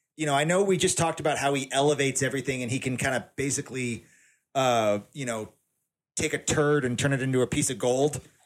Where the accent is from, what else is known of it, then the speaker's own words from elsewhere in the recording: Tennessee, United States; I'm from Tennessee. I've been all over the South